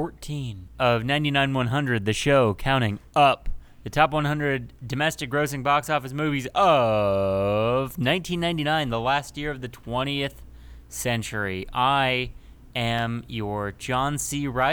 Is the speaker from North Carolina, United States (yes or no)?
no; Southern California, United States; now in Alabama, United States; since I'm from Southern California and I moved to Alabama